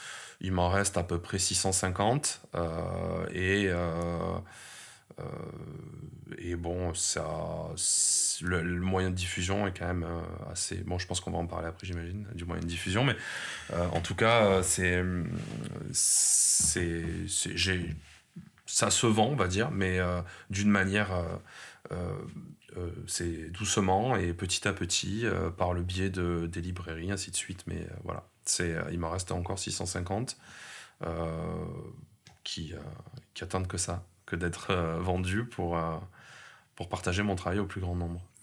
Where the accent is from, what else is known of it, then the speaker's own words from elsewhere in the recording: Montpellier, Occitania, France; ma ville natale, hein, qui est Montpellier, parce que je suis né ici et je, je, j'adore cette ville